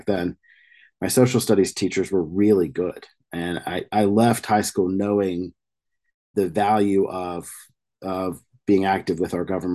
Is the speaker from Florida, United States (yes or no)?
no; rural New Mexico, United States; I grew up in rural New Mexico